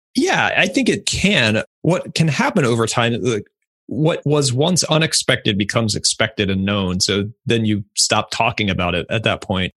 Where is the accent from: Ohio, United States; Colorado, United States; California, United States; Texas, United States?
Ohio, United States; I'm from Ohio